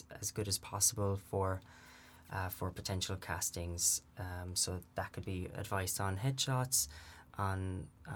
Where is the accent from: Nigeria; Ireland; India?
Ireland; Limerick, Munster; moved away as an adult; now in London, United Kingdom; As you can probably hear from my voice, I'm from Limerick in the southwest of Ireland. So I've lived in London almost about 4 years now